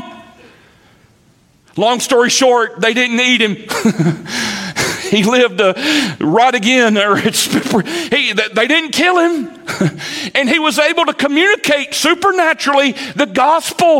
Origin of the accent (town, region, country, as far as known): Eastern North Carolina, United States; accent: redneck; first language English